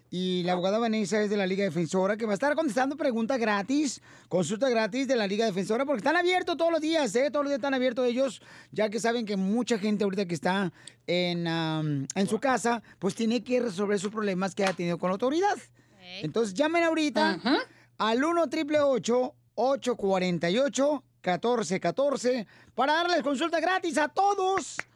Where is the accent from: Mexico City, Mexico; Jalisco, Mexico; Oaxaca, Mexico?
Mexico City, Mexico; now in Arkansas, United States; Hola, Piolín, soy el chilango de Arkansas.